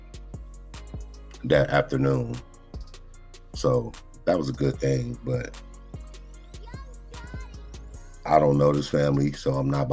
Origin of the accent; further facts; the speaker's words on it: Compton, California, United States; I'm born and raised in Compton, growing up in the hood.